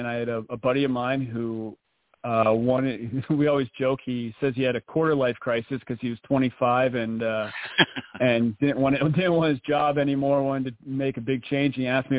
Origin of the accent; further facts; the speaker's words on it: Hanover, Pennsylvania, United States; moved away as an adult; also born or lived in Vermont; So I was born and raised in South Central Pennsylvania, right outside of Gettysburg, in a small town called Hanover.